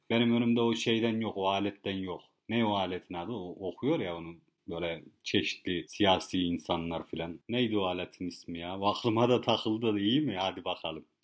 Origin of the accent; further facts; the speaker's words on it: Kars, Kars Province, Turkey; now in Bodrum, Turkey; Kars'ta doğmuşuz anam biz yani ne yapak yani şimdi hani gidek orada tamam Bodrum'da köye yerleştik diye de hemen yani şey yapacak halimiz yok. Yani günün sonunda hani biz de Karslıyız.